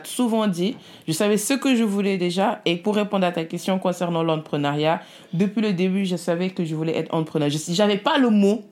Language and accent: French; Senegal; moved away; also born or lived in Italy; Je suis née en Italie, je suis venue, euh, je suis partie au Sénégal à l'âge de 3 ans avec mes parents